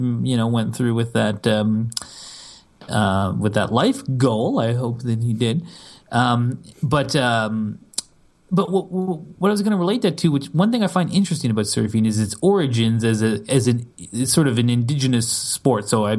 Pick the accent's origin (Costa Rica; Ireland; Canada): Canada; I'm Canadian